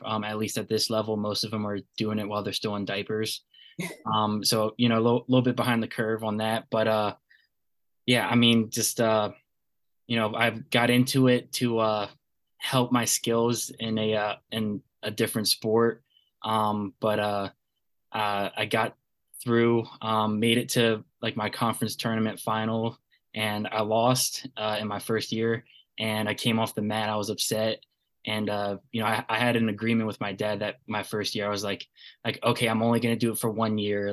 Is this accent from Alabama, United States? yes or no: no; Bowie, Maryland, United States; I'm from Bowie, Maryland, uh, right down the road from UMD.